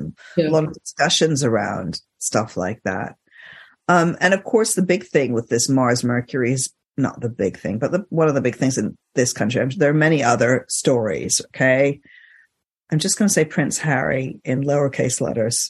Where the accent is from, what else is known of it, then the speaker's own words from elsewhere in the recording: Egypt; moved away; I grew up in Egypt